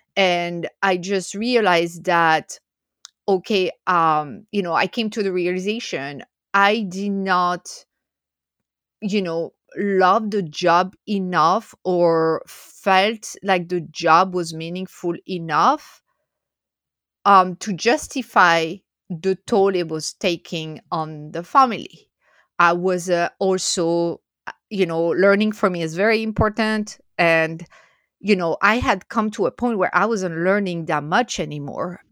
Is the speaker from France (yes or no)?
yes; France; English is a second language; moved away as an adult; also born or lived in Philadelphia area, United States; now in United States; I'm originally from France